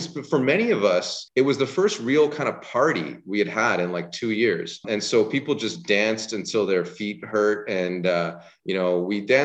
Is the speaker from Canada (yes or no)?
yes; Canada; as a Canadian